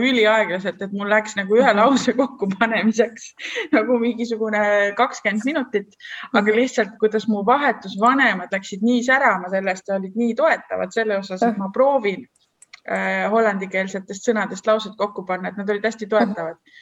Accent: Estonia; also born or lived in Netherlands; see … sealt Eestist

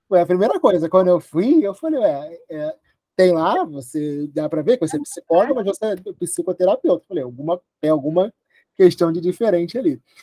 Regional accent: Rio de Janeiro, Brazil; sou do Rio de Janeiro

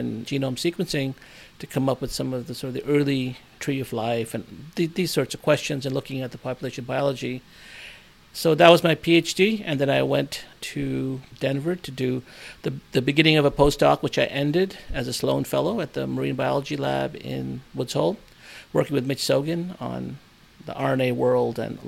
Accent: Nova Scotia, Canada; moved away; also born or lived in India / Burnaby, British Columbia, Canada; born in India, but I grew up in Nova Scotia, Canada

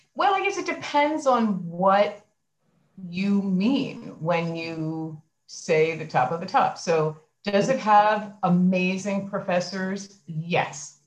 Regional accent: Philadelphia, Pennsylvania, United States; also born or lived in New York City; I was born in in Philadelphia and grew up um, in in Philadelphia

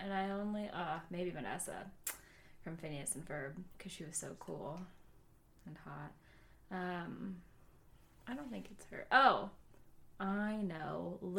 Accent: Southern California, United States; I grew up in Southern California. I went to USC

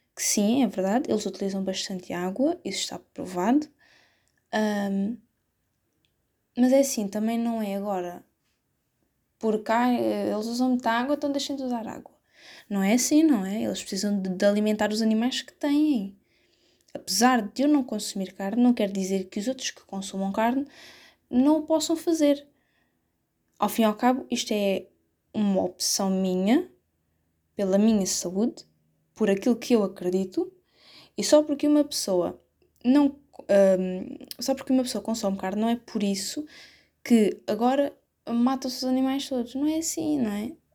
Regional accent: Setúbal, Portugal; Eu não sou dessas zonas, eu sou de Setúbal.

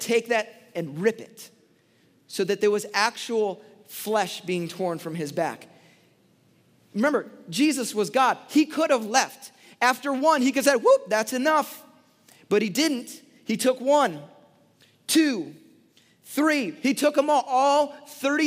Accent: Chicago, Illinois, United States; I grew up in Chicago in the 90s

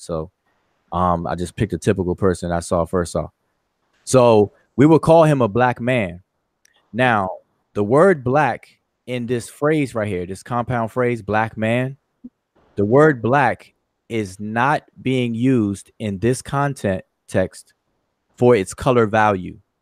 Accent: Washington, District of Columbia, United States; that's kind of near my stomping ground, the DMV, all all all way all day, Washington D.C.

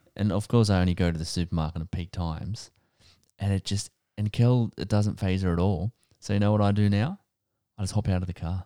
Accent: Wyong, New South Wales, Australia; I grew up in Wayang

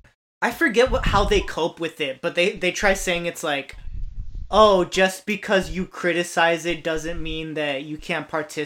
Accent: United States; I do, bro. Like how us Americans grow up knowing what school shootings are like.

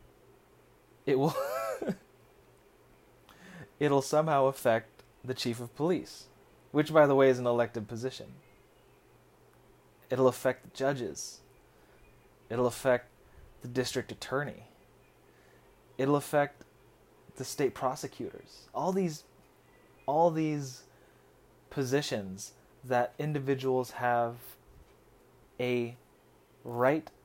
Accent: United States; also born or lived in Philippines; As a Filipino American with a dual citizenship

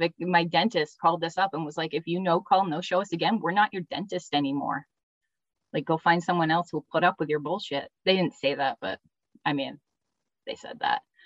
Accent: New England, United States; I grew up in New England with two sisters and a brother

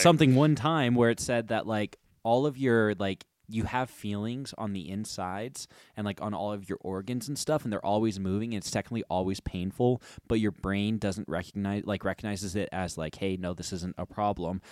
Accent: United States

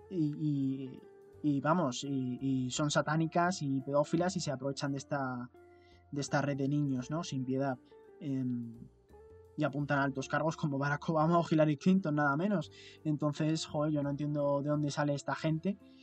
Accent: Spain; por si el acento no lo denotaba, ni nuestras expresiones, ni todas estas cosas, eh, nosotros somos españoles.

